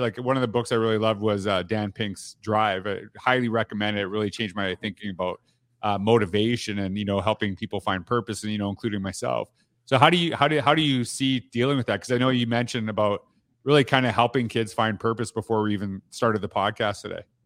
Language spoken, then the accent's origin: English; Canada; I'm from Canada